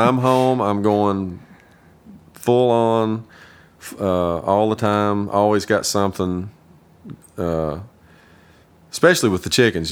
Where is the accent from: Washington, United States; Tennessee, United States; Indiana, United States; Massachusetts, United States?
Tennessee, United States; Kingsport; also born or lived in Nashville, Tennessee; I was born and raised in Kingsport, Tennessee